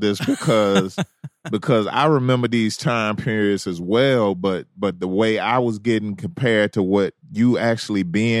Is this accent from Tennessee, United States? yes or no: yes; Memphis, Tennessee, United States; I'm from Memphis, Tennessee.